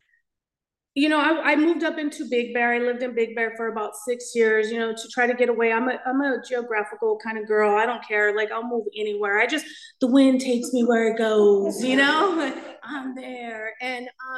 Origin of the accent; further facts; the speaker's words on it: Los Angeles, California, United States; So I grew up in East